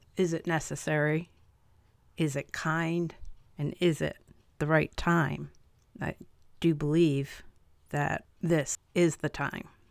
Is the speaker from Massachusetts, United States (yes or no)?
no; Chatham, New York, United States; also born or lived in Albany, New York; Columbia County, Chatham, New York, is where I did the rest of my growing up